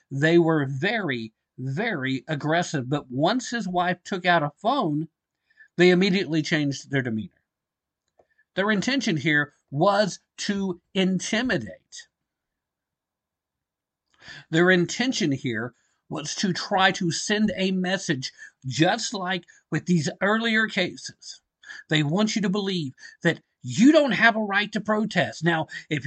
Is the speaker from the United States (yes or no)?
yes; Tennessee, United States; the great state of Tennessee, my home state